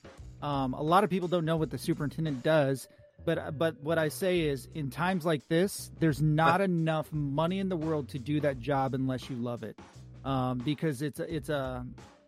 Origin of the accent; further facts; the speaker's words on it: Southern Illinois, United States; now in Northern California, United States; We're out in Northern California, even though we grew up in Southern Illinois